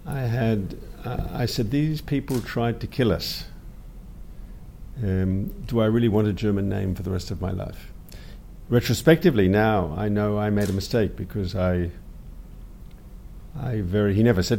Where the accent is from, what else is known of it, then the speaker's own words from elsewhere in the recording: Melbourne, Victoria, Australia; first language English; moved away as an adult; now in Israel; I was born in Melbourne, Australia, in 1960.